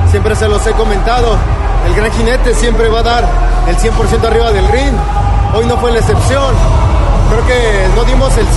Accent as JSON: {"language": "Spanish", "country": "Mexico", "said": "los dos somos mexicanos"}